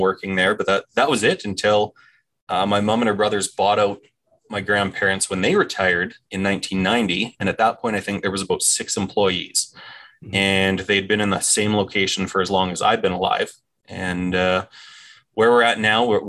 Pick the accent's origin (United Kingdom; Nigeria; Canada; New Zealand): Canada; Dawson Creek, British Columbia; also born or lived in Vancouver; I was born and raised in Dawson, and we were always in that kind of 10 to 12,000 people was the size of our community